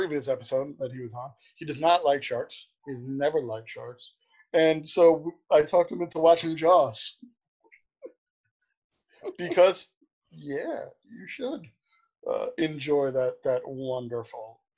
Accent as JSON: {"language": "English", "region": "New York", "country": "United States", "tie": "born or raised there", "said": "Growing up in New York"}